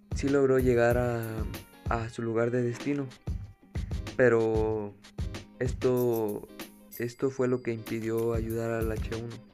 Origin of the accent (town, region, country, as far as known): Mexico